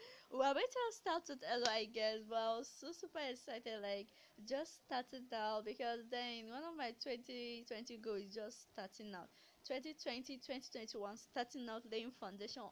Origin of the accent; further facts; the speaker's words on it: Nigeria; I grew up in Nigeria, born and bred